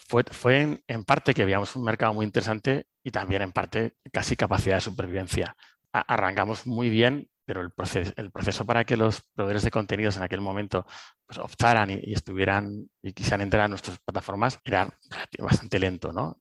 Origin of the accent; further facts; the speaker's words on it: Cartagena, Region of Murcia, Spain; moved away as an adult; now in Madrid, Spain; soy de Cartagena, me vine a Madrid a estudiar teleco